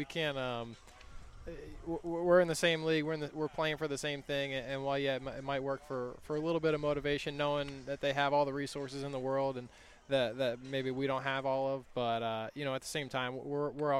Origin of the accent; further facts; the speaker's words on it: Philadelphia, Pennsylvania, United States; I grew up in the Philadelphia area